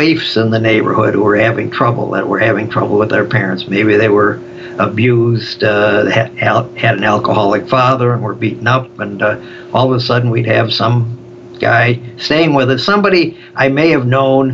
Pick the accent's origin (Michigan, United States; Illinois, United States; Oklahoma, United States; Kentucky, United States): Illinois, United States; Chicago; Growing up in Chicago on the South Side where I came from